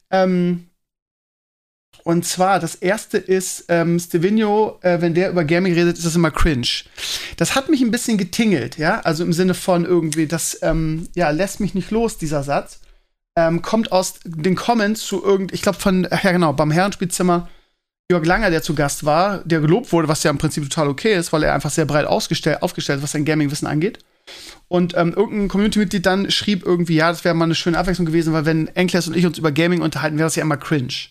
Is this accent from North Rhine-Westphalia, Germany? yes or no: no; Scheeßel, Lower Saxony, Germany; Und in meiner alten Heimat in Schesel auch.